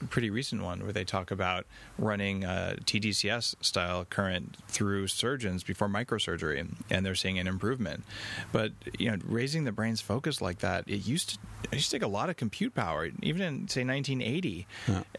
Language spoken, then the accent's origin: English; Albuquerque, New Mexico, United States; now in Canada; I grew up in Albuquerque, New Mexico